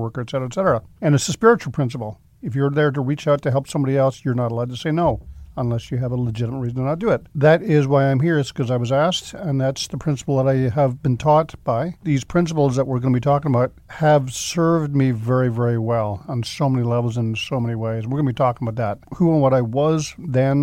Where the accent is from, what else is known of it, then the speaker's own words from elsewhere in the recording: San Jose, California, United States; moved away; also born or lived in Ireland / Mountain View, California; I was born actually in the east side of San Jose